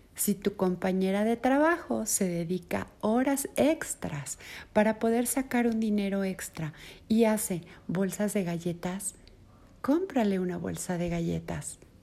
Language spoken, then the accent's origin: Spanish; Mexico; Aquí en mi país, en México